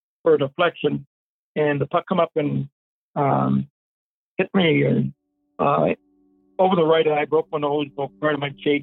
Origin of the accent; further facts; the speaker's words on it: Fredericton, New Brunswick, Canada; moved away as an adult; I go back to my hometown, Fredericton.